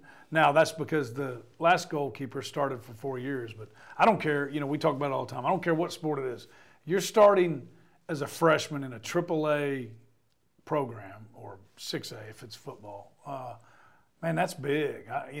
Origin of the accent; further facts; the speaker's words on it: Knoxville, Tennessee, United States; I grew up in Knoxville.